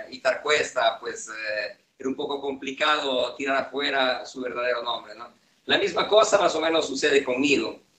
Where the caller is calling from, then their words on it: Turin, Piedmont, Italy; nosotros somos Stalin Steel de Band y efectivamente les saludamos desde Turín, Italia.